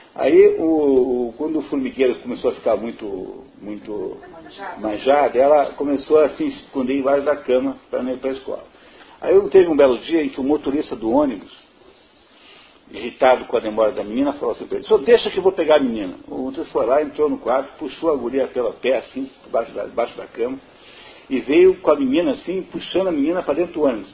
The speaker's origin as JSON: {"language": "Portuguese", "country": "Brazil"}